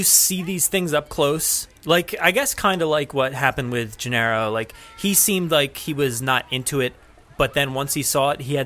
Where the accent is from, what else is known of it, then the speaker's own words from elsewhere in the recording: New Jersey, United States; I come from New Jersey